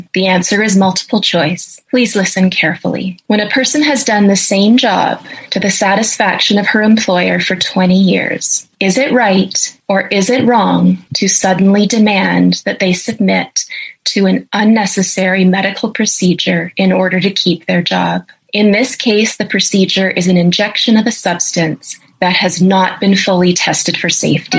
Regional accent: Canada; I'm a professor of ethics and I'm a Canadian.

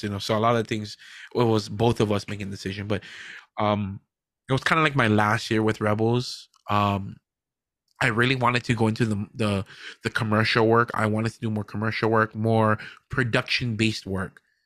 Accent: Hawaii, United States; we're not Hawaiian, but we're from Hawaii. We're proud to be from Hawaii

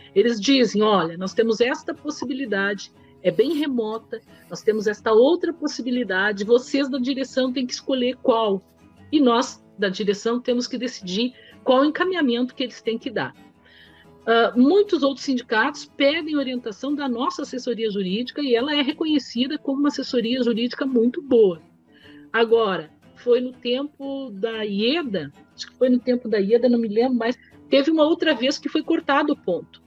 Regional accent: Caxias do Sul, Rio Grande do Sul, Brazil; moved away as an adult; also born or lived in Porto Alegre; eu sou de Caxias

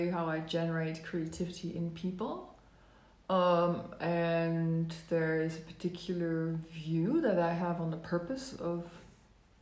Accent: Netherlands; moved away as an adult; also born or lived in Amsterdam, Netherlands; now in Melbourne, Australia; I was born in the Netherlands, and so I'm Dutch, but I'm also permanent resident in Australia. I'm currently living in Melbourne, Australia.

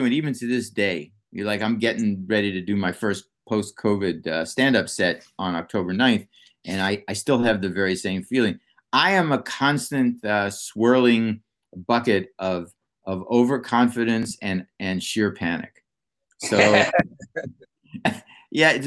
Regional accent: Pittsburgh, Pennsylvania, United States; moved away; I'm from Pittsburgh originally

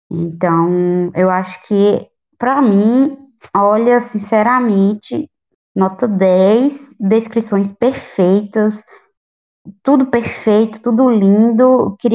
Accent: the homeland of Augusto dos Anjos, Paraíba, Brazil; Não acredito que ele é da minha terra

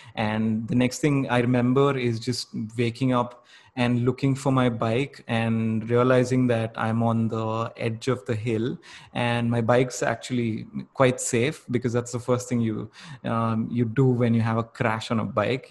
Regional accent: Bangalore, Karnataka, India; growing up in Bangalore

